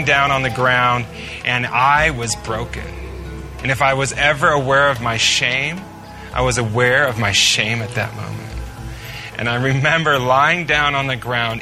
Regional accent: United States

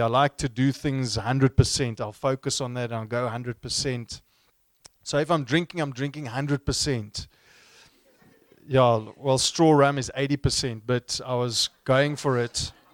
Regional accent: Stellenbosch, Western Cape, South Africa; I grew up in the same town where I studied, in Stellenbosch, not too far from here

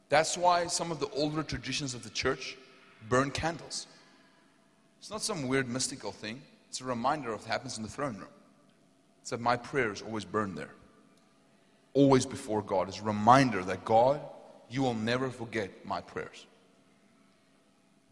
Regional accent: Potchefstroom, North West, South Africa; accent: South African; I'm from Potchefstroom.

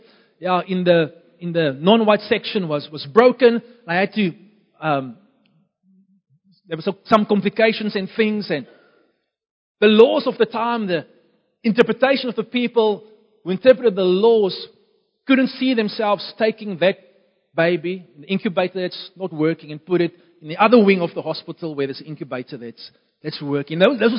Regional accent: Beaufort West, Western Cape, South Africa; born there; Beaufort West is my hometown. It's more the town where I was born. Don't really have a hometown. Lived in many different places all across our nation. But Beaufort West is the place where I was born.

